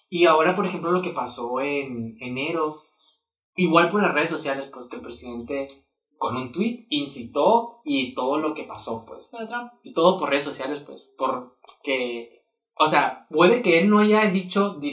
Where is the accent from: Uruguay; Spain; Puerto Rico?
Spain; Soy española.